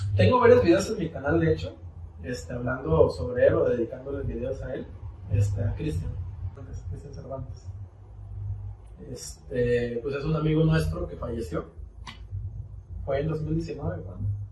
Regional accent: Mexico; como buen mexicano

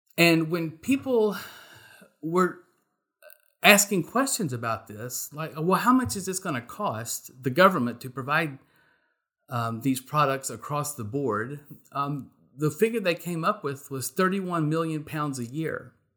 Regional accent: Texas, United States; I am a Texan

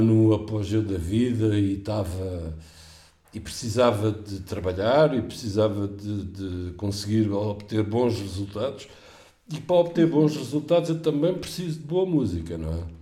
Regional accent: Portugal; como português

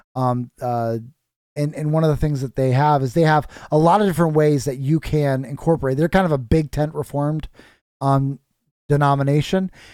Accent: North Osceola, Iowa, United States; I grew up in North Osceola

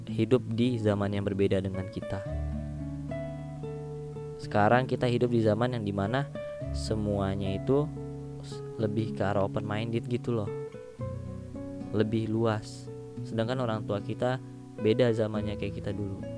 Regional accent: Sumatra, Indonesia; karena aku lahir di Pulau Sumatera, eh karena aku dibesarkan dari Pulau Sumatera

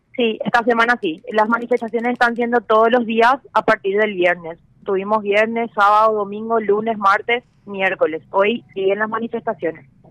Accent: Paraguay

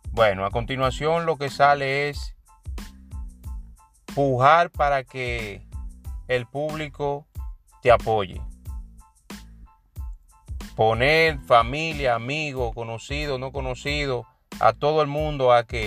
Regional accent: San Francisco de Macorís, Duarte, Dominican Republic; ya que en realidad eh, es un franco macorizano, yo siempre he dicho que donde hay uno de mi tierra o un participante que yo entiendo que merece el apoyo

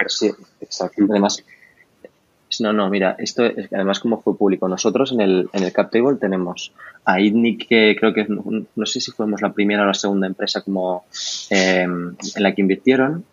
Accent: Barcelona, Catalonia, Spain; also born or lived in Paris; yo, que soy de Barcelona

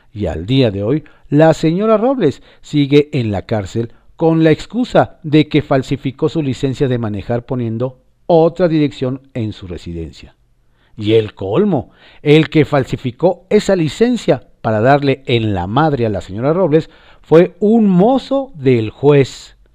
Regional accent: Mexico; ¿Ya entiende nuestra frustración de que como mexicano no vivimos en Estado de Derecho?

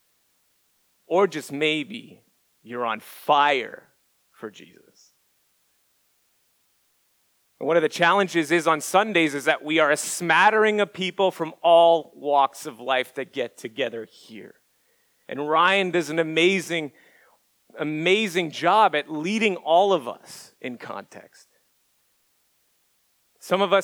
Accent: Montreal, Quebec, Canada; moved away as an adult; now in Orlando, United States; I'm from Montreal

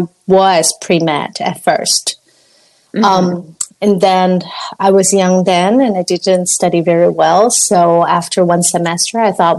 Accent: Hong Kong; moved away; I'm from Hong Kong

